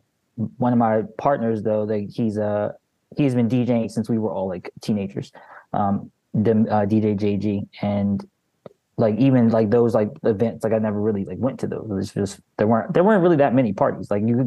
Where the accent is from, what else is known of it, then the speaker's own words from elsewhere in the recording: Baltimore, Maryland, United States; I'm from Baltimore, Maryland. I've grown up here my entire life. I grew up listening to Frank Ski and Reggie Reg, the radio DJs of this area.